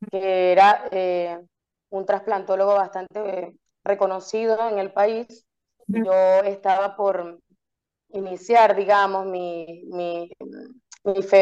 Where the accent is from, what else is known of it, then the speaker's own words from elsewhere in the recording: Coro, Falcón, Venezuela; now in Caracas, Venezuela; yo migré en Venezuela, o sea, migré de, Coro, de donde soy, a Caracas, ¿sí?